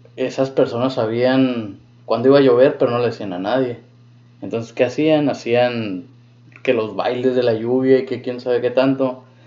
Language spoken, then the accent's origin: Spanish; Mexico; moved away; also born or lived in United States; como católicos que crecimos en México